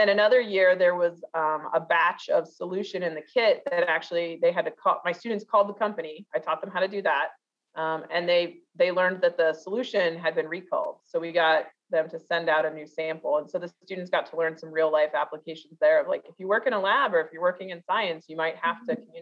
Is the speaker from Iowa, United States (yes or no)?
no; Kettering, Ohio, United States; Um, grow, I grew up in Kettering, so it's kind of fun to be back in Kettering.